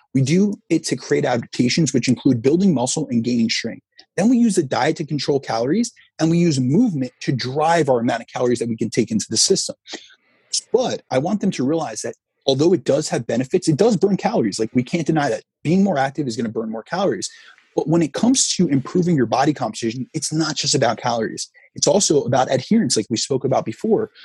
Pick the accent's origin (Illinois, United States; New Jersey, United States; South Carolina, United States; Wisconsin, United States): New Jersey, United States; I grew up in New Jersey, so I'm right new, near New York